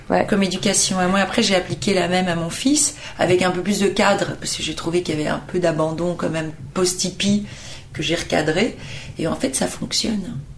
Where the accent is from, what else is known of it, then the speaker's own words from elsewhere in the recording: Brussels, Brussels-Capital Region, Belgium; moved away; moi je suis née de parents portugais. Euh, en Belgique. Donc à 18 ans, vous avez le choix de la nationalité et moi j'ai pris celle du sol parce que à 18 ans, j'ai estimé que euh, bah, mes souvenirs étaient belges, l'école était belge